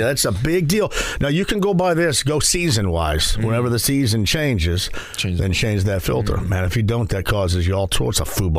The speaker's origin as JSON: {"language": "English", "region": "southwestern Indiana", "country": "United States", "said": "I'm from southwestern Indiana."}